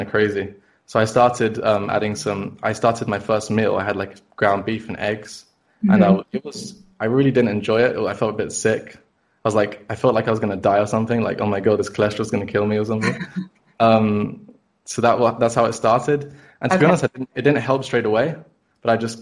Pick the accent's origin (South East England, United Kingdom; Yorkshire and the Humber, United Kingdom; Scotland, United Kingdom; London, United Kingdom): London, United Kingdom; I've been born and raised in London the whole time.